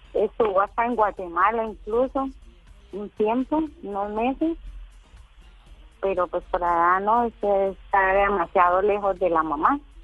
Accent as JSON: {"language": "Spanish", "town": "Tuluá", "region": "Valle del Cauca", "country": "Colombia"}